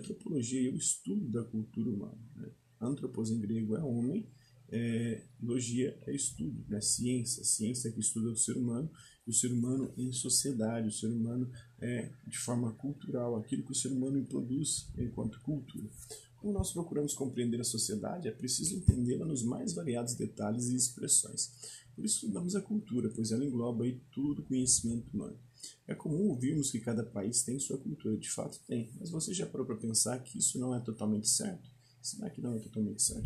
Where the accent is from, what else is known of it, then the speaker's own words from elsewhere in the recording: Minas Gerais, Brazil; como mineiro